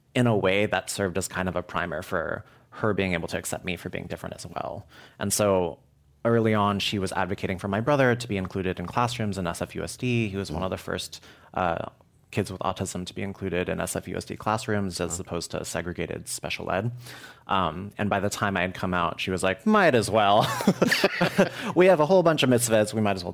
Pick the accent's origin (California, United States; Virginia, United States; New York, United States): California, United States; San Francisco; So my grandpa was born and raised in Oakland, Chinatown, and my mom is from here.